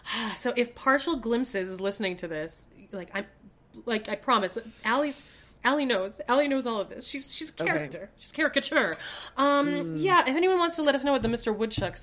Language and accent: English; Canada; accent: Canadian; Did you hear my Canadian accent just come out there? I said a boot. It's coming back, dude.